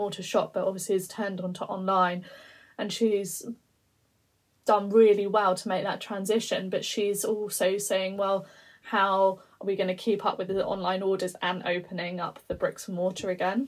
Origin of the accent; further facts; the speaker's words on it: London, United Kingdom; I'm a London girl. I was born in London